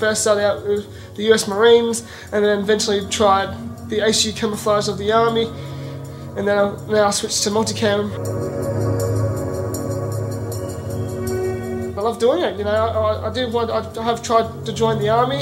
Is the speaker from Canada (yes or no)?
no; Australia; I'm actually here from Australia.